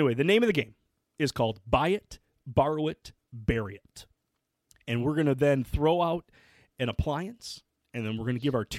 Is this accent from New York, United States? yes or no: no; Michigan, United States; I'm a bum from Michigan who has been trying to cook wild game more and learn from other people